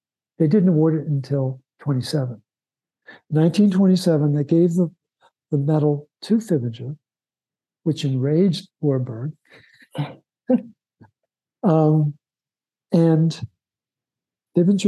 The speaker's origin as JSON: {"language": "English", "town": "Baltimore", "region": "Maryland", "country": "United States", "tie": "born or raised there", "said": "When I was growing up in Baltimore, as a little boy, when I was 4 years old"}